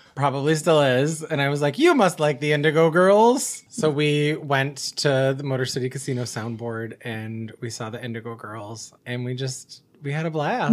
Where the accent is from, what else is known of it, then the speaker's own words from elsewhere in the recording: Buffalo, New York, United States; now in Detroit, United States; I applied to schools in my hometown in Buffalo